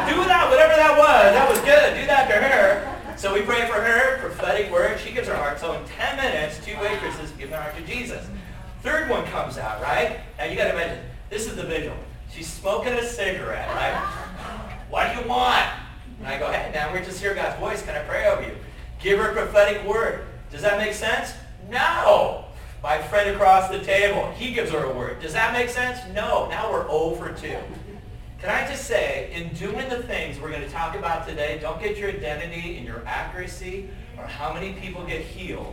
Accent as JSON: {"language": "English", "region": "Southern California", "country": "United States", "tie": "born or raised there", "moved": "yes", "lives_now": "Montana, United States", "said": "I was born and raised in Southern California"}